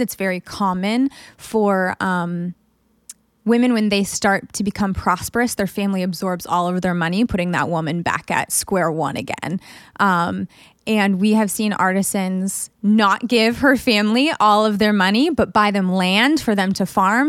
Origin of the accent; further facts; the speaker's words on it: United States; as a woman growing up in America